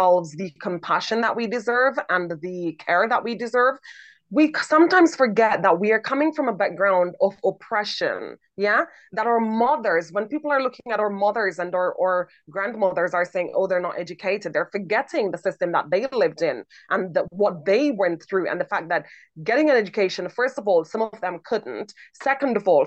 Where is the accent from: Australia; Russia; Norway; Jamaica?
Jamaica; I'm from Jamaica